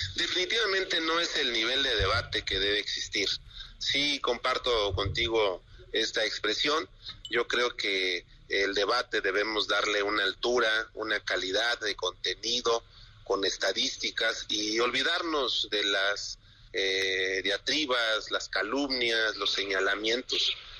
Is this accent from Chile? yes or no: no; Mexico